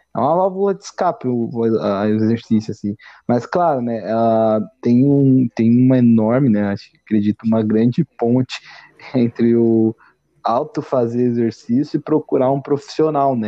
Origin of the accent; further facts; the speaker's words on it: Brazil; A gente cresce, assim, como brasileiro